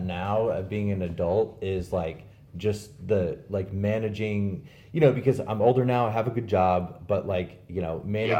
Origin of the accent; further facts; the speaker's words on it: Midwest, United States; also born or lived in St. Louis; we're from the Midwest